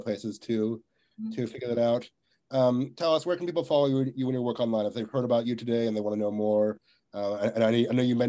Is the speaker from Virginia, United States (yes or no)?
yes; Virginia, United States; now in Texas, United States; I'm from Virginia, but I live in Texas now